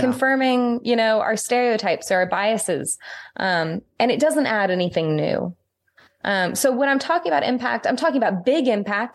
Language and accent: English; St. Louis, Missouri, United States; now in Northern Ireland, United Kingdom; I live in Northern Ireland now. This is a post-complex society. Um, it is different cultural, social, and political context than where I grew up in Saint Louis.